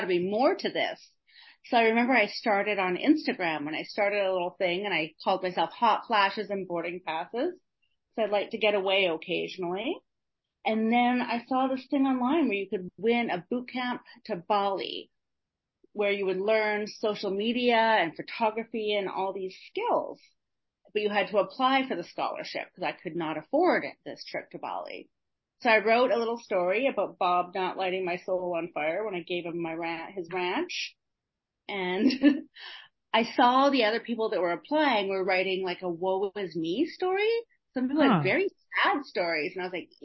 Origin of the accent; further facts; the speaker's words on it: Canada; now in Tulum, Mexico; I am a Canadian girl. I grew up in a little small town